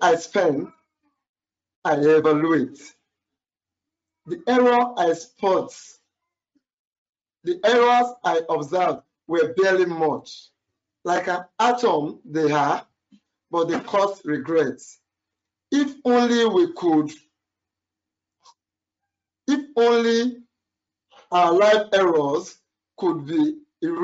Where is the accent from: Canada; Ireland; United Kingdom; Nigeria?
Nigeria; I'm a Nigerian.